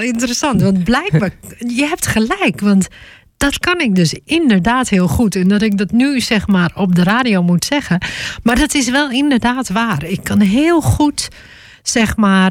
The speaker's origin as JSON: {"language": "Dutch", "region": "Groningen", "country": "Netherlands", "said": "ik kom uit Groningen"}